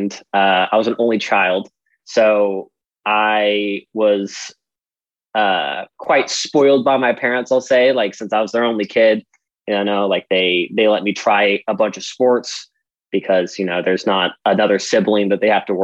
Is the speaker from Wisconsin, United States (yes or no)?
no; Amarillo, Texas, United States; also born or lived in California; now in Tempe, United States; I'm originally from Amarillo, Texas